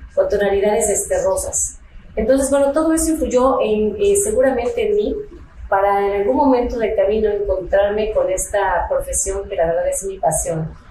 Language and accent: Spanish; Ensenada, Baja California, Mexico; yo soy de Ensenada